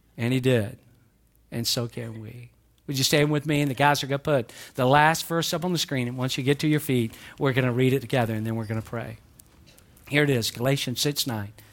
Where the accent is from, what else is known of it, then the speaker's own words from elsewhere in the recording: the South, United States; accent: southern; I'm from the South, but I can speak, I can speak quick when I need